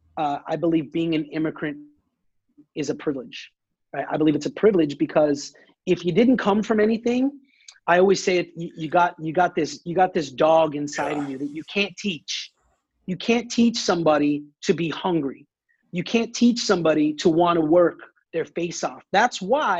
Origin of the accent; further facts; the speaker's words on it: United States; I'm an American second